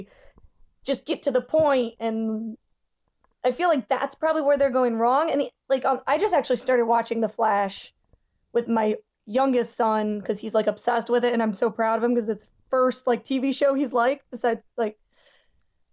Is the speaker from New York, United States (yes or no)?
yes; New York, United States; growing up in New York